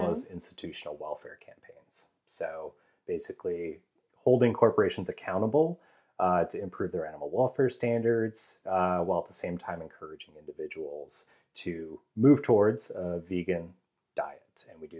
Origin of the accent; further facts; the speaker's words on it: Ohio, United States; moved away as an adult; now in Atlanta, United States; we're here in Atlanta, Georgia, but I come from Ohio. And so while I was living in Ohio